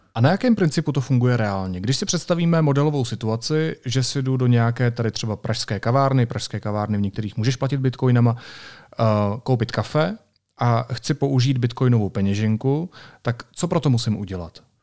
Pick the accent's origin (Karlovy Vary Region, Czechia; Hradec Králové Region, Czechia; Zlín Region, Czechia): Karlovy Vary Region, Czechia; Sokolov District; já pocházím ze Sokolovska